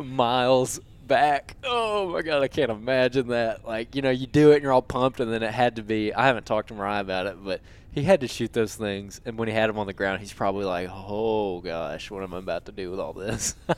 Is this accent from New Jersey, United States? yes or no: no; Alabama, United States; I'm from Alabama